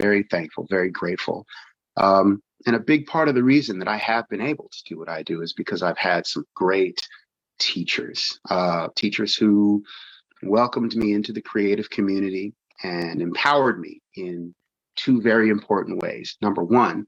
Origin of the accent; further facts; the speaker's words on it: Pittsburgh, Pennsylvania, United States; now in California, United States; I'm originally from Pittsburgh, Pennsylvania, and I've lived out here in California for a couple of decades